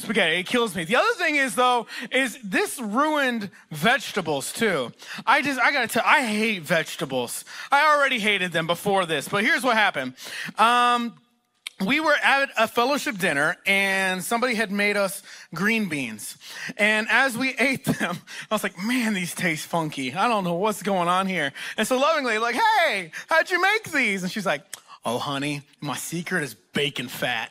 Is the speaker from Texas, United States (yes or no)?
yes; Texas, United States; moved away; also born or lived in Oklahoma; I'm from Texas originally. That's where I grew up, and I also spent several years in Oklahoma